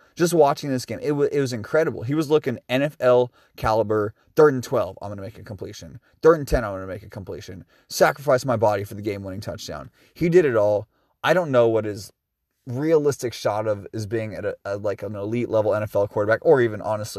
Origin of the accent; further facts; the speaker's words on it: Seattle, Washington, United States; I'm 29 years old. I'm from Seattle, Washington.